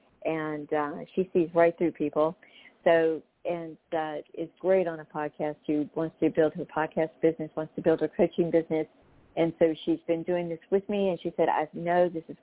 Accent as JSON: {"language": "English", "region": "North Carolina", "country": "United States", "tie": "born or raised there", "said": "I was raised in North Carolina too"}